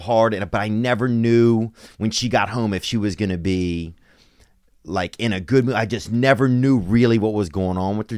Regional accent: Louisiana, United States; I'm from down in Louisiana

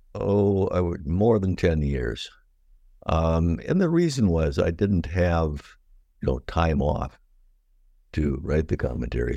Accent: Watertown, Wisconsin, United States; also born or lived in Madison, Wisconsin / Elma, Michigan / Lusaka, Zambia; I grew up in Watertown, Wisconsin

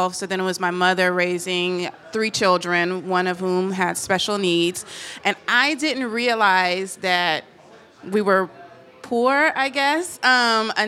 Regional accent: Tennessee, United States; moved away as an adult; also born or lived in New Orleans, Louisiana; I'm from Tennessee, then I was living in New Orleans and Louisiana.

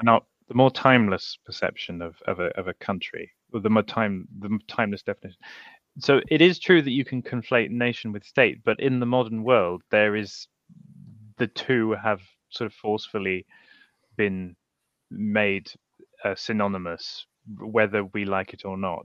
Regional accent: United Kingdom

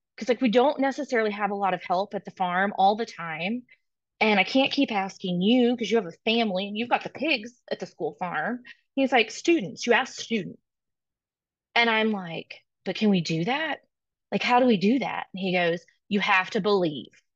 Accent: Nebraska, United States; moved away; also born or lived in Texas; I didn't go to school in Nebraska, but I was born in Nebraska

